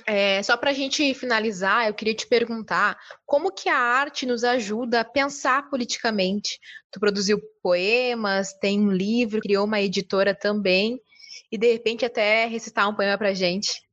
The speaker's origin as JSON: {"language": "Portuguese", "town": "Bagé", "region": "Rio Grande do Sul", "country": "Brazil", "said": "Eu sou de Bagé"}